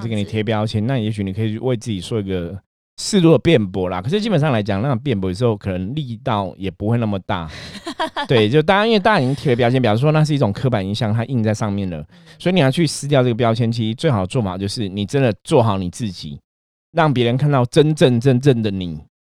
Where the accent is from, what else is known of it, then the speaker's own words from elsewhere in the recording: Taiwan; 我们土生土长在台湾的话，其实是我们当初接触的最多的还是佛道教信仰嘛